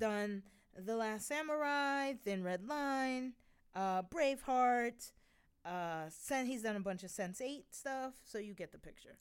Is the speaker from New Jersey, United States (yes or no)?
no; New York, United States; I'm a New Yorker